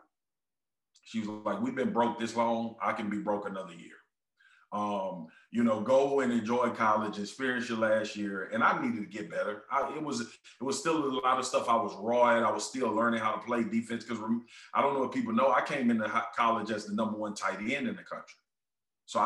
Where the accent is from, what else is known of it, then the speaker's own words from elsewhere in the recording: Baton Rouge, Louisiana, United States; I'm from South Baton Rouge. We don't make it out of here.